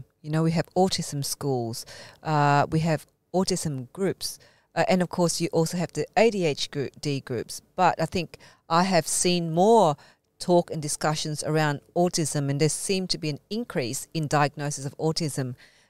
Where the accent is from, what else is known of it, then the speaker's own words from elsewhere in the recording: Malaysia; being Malaysian Chinese, but also, you know, the Anglo-Saxon name, that means you combine both worlds